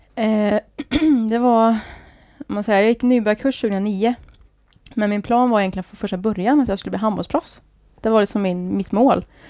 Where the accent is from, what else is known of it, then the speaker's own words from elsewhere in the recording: Skövde, Västra Götaland, Sweden; moved away as an adult; also born or lived in Trollhättan; now in Gothenburg, Sweden; då bodde jag i Skövde, eller Häggum då som det heter. Ja, okay. Så där är jag uppväxt då.